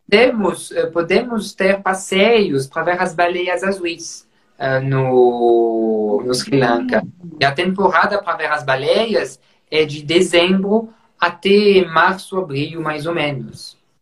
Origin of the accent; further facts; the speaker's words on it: Champagne, Grand Est, France; accent: French; Portuguese is a second language; moved away as an adult; also born or lived in Burgundy; now in Brazil; como vocês vão perceber com o sotaque, né, sou francês, eu nasci na região de Champagne